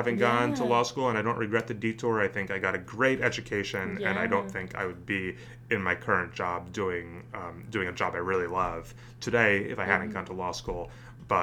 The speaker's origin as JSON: {"language": "English", "area": "suburban North Jersey", "region": "New Jersey", "country": "United States", "tie": "born or raised there", "moved": "yes", "lives_now": "Washington, D.C., United States", "said": "I grew up in New Jersey, in suburban North Jersey, right outside New York"}